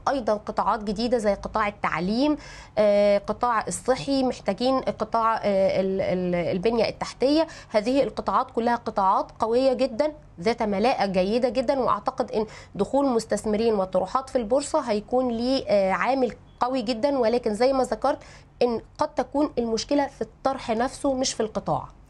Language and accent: Arabic; Egypt